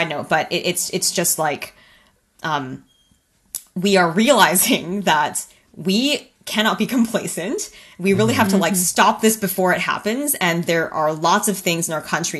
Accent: Canada; being a Canadian and then being a cartoonist for an American publication

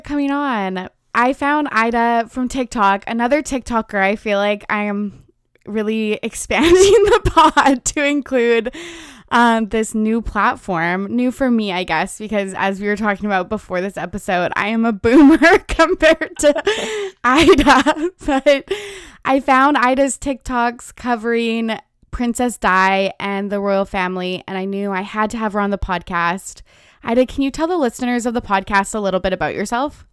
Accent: West Coast of Canada, Canada; We're both Canadian. I'm from the West Coast

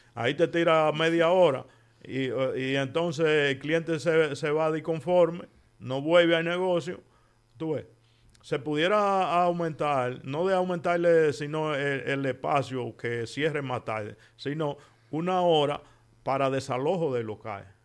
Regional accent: Dominican Republic; moved away as an adult; now in Spain; nosotros los dominicanos

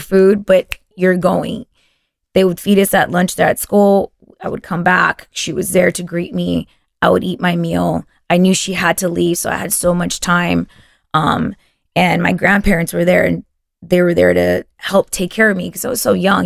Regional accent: Texas, United States; first language Spanish; English is a second language; growing up in Texas and, and whatnot, you kind of lose your Spanish

